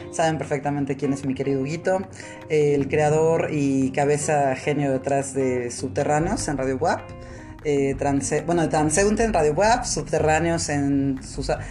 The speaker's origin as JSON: {"language": "Spanish", "region": "Puebla", "country": "Mexico", "said": "nosotros somos poblanos"}